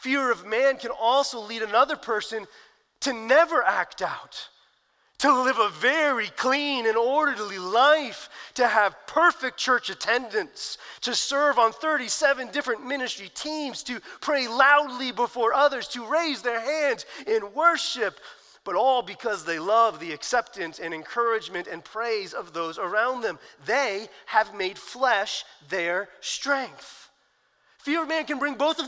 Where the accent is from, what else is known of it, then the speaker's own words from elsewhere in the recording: New Jersey, United States; I grew up in New Jersey